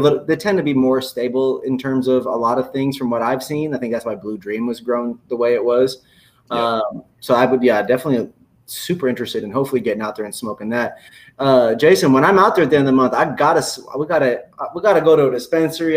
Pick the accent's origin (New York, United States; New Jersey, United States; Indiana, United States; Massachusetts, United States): Indiana, United States; I grew up in Indiana. Even me growing up in Indiana